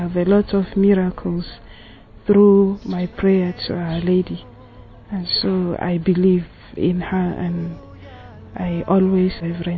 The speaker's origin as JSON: {"language": "English", "country": "Nigeria", "said": "a Franciscan missionary of the Divine Motherhood. I am Tiv from Nigeria, and I'm 33 years old."}